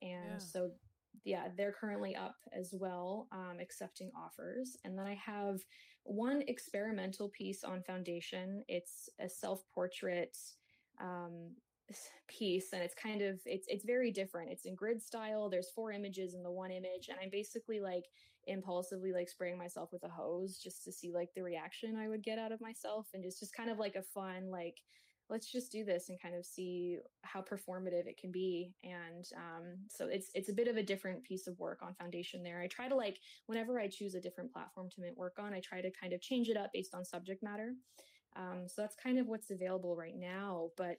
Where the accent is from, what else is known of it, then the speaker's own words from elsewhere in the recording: Kingston, Ontario, Canada; It's just like a landscape of these lilacs outside of my hometown, Kingston, Ontario.